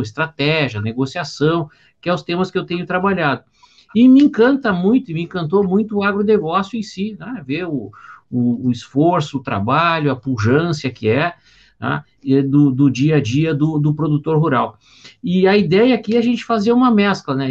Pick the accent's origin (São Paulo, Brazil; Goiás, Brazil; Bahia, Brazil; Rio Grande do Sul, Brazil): Rio Grande do Sul, Brazil; Porto Alegre; eu sou de Porto Alegre